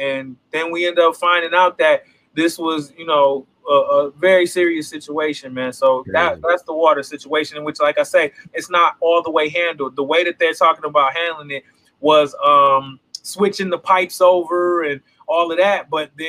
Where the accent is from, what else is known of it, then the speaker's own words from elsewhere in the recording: Flint, Michigan, United States; growing up in Flint, we always knew the Flint River was trifling. Nobody goes and swims in the Flint River, bro. Like, this is like a thing in Flint.